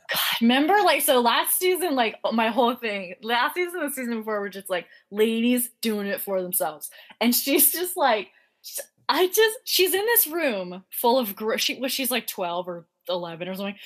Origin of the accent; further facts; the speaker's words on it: Ireland; as an Irish person